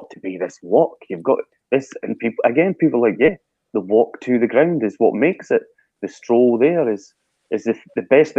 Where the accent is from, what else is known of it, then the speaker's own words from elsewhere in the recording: Brechin, Scotland, United Kingdom; in Brechin in my hometown